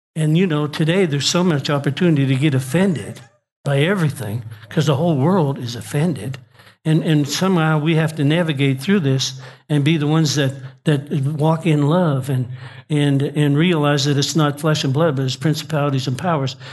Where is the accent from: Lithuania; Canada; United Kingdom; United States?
Canada; Nova Scotia; I'm from Nova Scotia